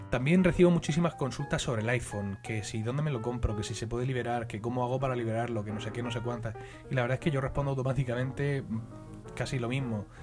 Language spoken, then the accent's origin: Spanish; Spain; como soy español de pura cepa, voy a empezar criticando, que para eso es nuestro deporte nacional por excelencia.